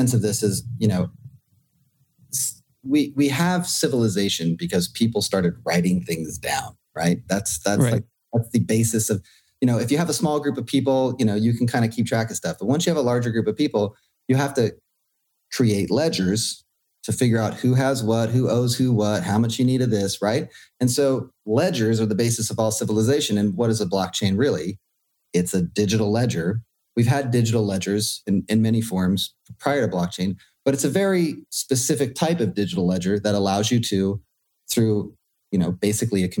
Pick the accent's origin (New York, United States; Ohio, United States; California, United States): California, United States; Silicon Valley, Bay Area; I grew up out in the Bay Area in California during the whole tech cycle. So like I actually grew up in Silicon Valley